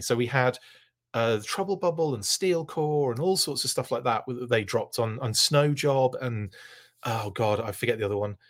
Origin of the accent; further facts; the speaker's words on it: United Kingdom; a fan of action force growing up in the United Kingdom